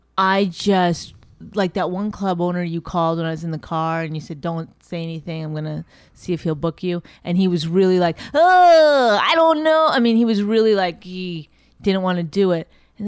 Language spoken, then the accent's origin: English; Astoria, New York, United States; I grew up in Astoria.